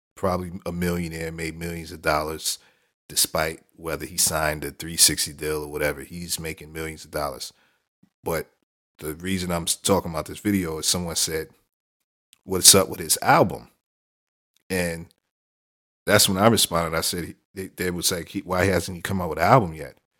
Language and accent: English; New York City, New York, United States; my hometown, Brooklyn